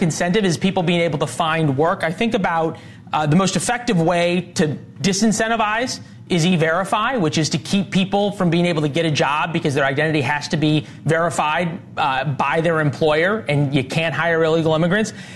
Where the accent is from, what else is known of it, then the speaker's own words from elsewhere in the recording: Missouri, United States; my home state of Missouri